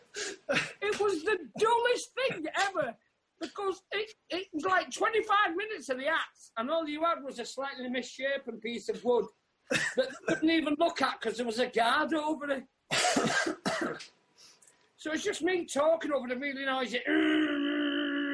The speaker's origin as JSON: {"language": "English", "area": "in the Northwest", "region": "North West England", "country": "United Kingdom", "tie": "born or raised there", "said": "I'd sort of started out in my hometown at the Citadel"}